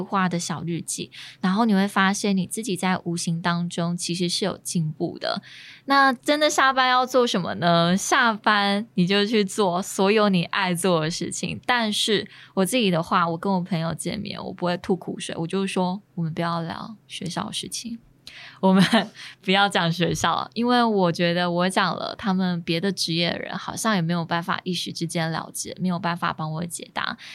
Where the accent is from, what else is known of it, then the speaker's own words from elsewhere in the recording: Chiayi, Taiwan; 自己身为嘉义人，应该要讲点闽南语吧